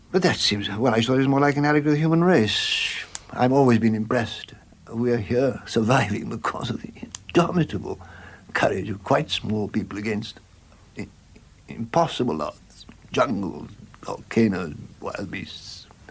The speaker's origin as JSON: {"language": "English", "area": "Warwickshire", "region": "West Midlands", "country": "United Kingdom", "tie": "born or raised there", "also_born_or_lived": "Bloemfontein, South Africa"}